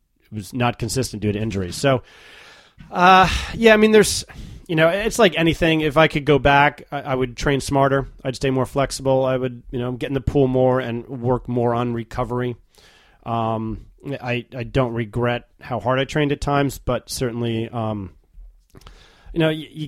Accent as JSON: {"language": "English", "region": "New York", "country": "United States", "tie": "born or raised there", "said": "New York. That's my hometown."}